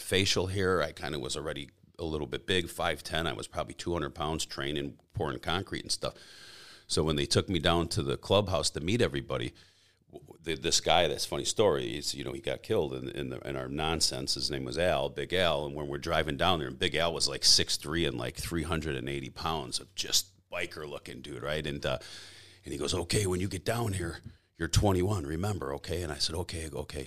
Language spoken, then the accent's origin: English; a suburb of Chicago, Illinois, United States; I was born and raised in a suburb of Chicago, uh, uh in Illinois, uh, a town called Elsop